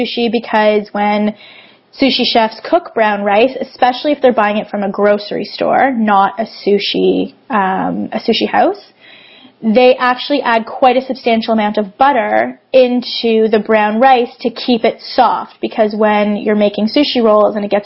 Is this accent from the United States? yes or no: no; Toronto, Ontario, Canada; I'm actually from Toronto